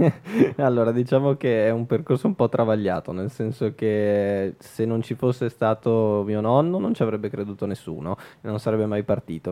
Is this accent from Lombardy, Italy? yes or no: yes; Milan, Lombardy, Italy; ho fatto più o meno tutta la zona Navigli essendoci cresciuto